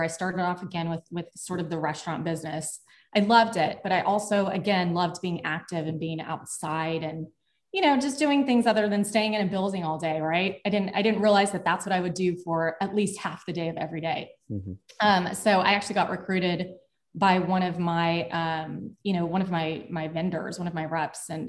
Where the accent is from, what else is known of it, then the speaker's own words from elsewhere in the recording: El Paso, Texas, United States; I'm originally from El Paso, Texas, little border town. I was born and raised there.